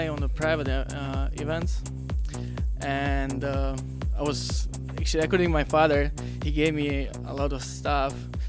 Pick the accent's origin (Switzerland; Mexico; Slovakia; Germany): Slovakia; English is a second language; now in Pittsburgh, United States; I'm from Slovakia.